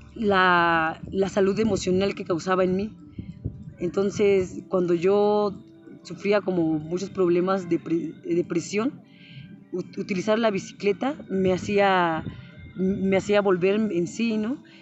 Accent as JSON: {"language": "Spanish", "town": "Temoaya", "region": "State of Mexico", "country": "Mexico", "tie": "born or raised there", "also_born_or_lived": "San Pablo", "moved": "yes", "said": "soy originaria de Temuaya"}